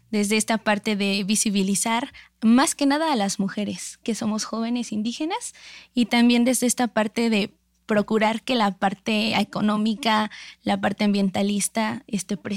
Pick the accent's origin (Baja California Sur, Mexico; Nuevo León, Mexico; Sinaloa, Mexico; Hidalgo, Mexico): Hidalgo, Mexico; San Salvador; tengo 23 años de edad y soy originaria del Valle del Mezquital, municipio de San Salvador, del estado de Hidalgo.